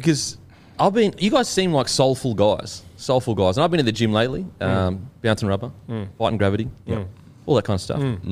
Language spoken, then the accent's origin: English; Gold Coast, Queensland, Australia; moved away; I'm from the Gold Coast.